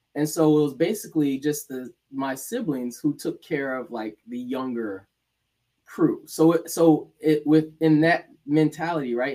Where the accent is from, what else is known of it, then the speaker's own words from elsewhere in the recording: Decatur, Georgia, United States; moved away as an adult; also born or lived in Gainesville, Florida / Massachusetts / Rhode Island; now in South Florida, United States; I was born in Gainesville, Florida. Grew up in Atlanta, Georgia, Decatur, aka the Deck